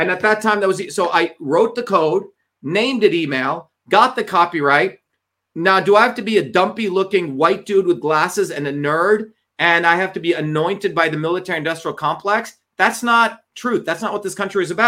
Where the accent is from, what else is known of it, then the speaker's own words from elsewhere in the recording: New York area, New Jersey, United States; also born or lived in Bombay, India; I grew up in the New Jersey, New York area